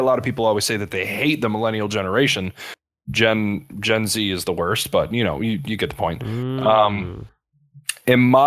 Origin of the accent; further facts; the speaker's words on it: Eastpointe, Michigan, United States; I grew up in Metro Detroit, grew up in East Point, which is a couple miles from Detroit